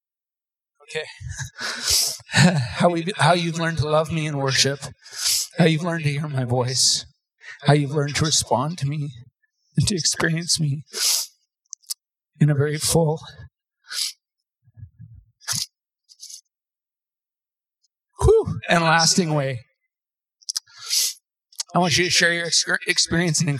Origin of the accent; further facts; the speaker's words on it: Terrace, British Columbia, Canada; I grew up in Terrace, BC. We moved there when I was 5.